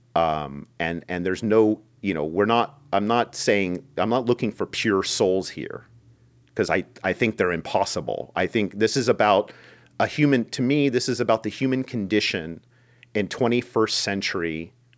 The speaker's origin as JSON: {"language": "English", "country": "United States", "tie": "born or raised there", "said": "for most of my life, living and growing up in America"}